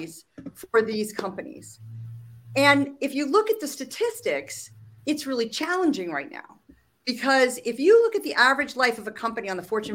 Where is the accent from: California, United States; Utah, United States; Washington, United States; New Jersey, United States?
California, United States; Silicon Valley; I'm a native Californian, which is only interesting because I grew up in Silicon Valley